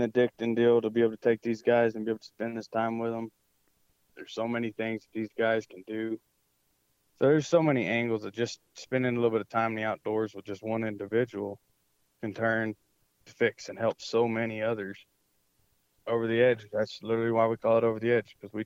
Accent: Georgia, United States; now in Texas, United States; I'm from Georgia. All my family's out there

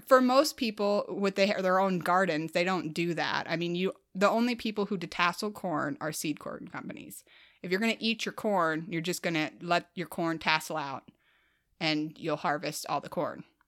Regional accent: Midwest, United States; as a Midwesterner

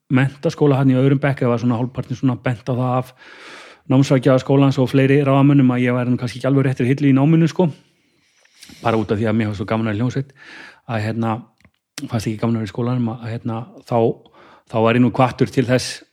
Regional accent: Kópavogur, Capital Region, Iceland; í kópaun og hérna, hérna, hérna bara hef, bjóð þar í raun og veru bara, bara, bara alin upp þar

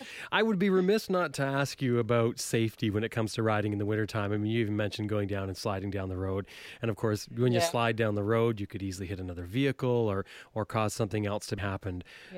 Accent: England, United Kingdom; we're from England.

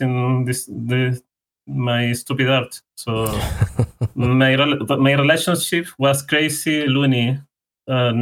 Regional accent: Chile; first language Spanish; English is a second language; I'm from Chile. So for people that are listening, my main language is Spanish

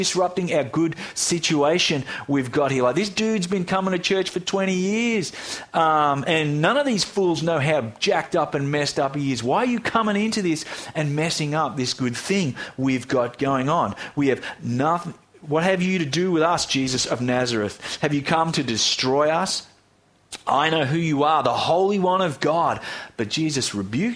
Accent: Australia; Here in Australia

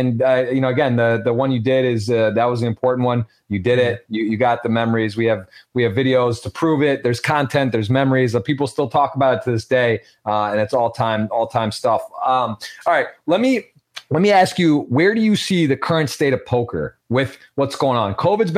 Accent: Michigan, United States; moved away; my home state of Michigan.

